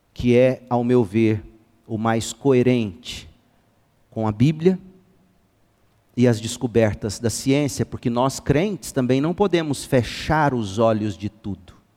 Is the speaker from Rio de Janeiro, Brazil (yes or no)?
no; Goiás, Brazil; Nós brasileiros, goianos então, e eu sou goiano